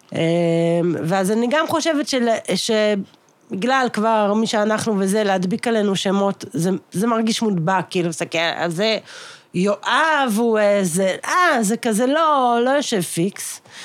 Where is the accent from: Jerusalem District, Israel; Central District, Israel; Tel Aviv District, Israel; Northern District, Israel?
Central District, Israel; Ramat Gan; אנחנו גדלנו בתל השומר, יש מקום שזה נקרא שיכון הרופאים